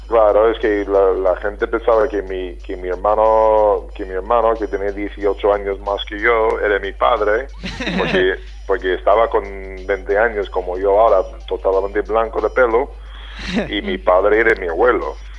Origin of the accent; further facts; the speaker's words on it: United States; moved away; also born or lived in Vitoria, Spain / Málaga, Spain; yo soy muy americano, eh, bueno, y era muy americano entonces